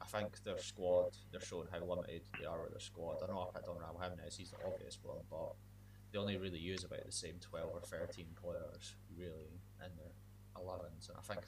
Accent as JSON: {"language": "English", "region": "Scotland", "country": "United Kingdom", "said": "I think being Scottish"}